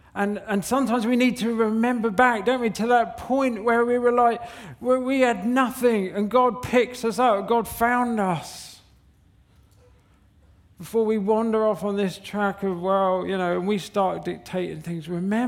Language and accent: English; Southampton, South East England, United Kingdom; We come from Southampton, a good place. We come from Southampton, and it was like, where's the 24-hour garage?